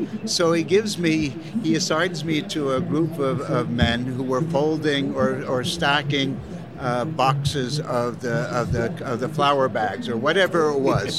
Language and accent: English; Chicago, Illinois, United States; I'm a straniero, a foreigner. I'm from Chicago, and I'm going to make a Neapolitan pizza for you.